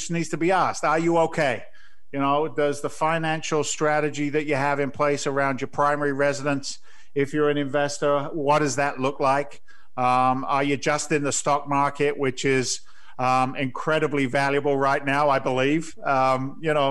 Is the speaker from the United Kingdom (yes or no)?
yes; England, United Kingdom; accent: slight English; my slight English accent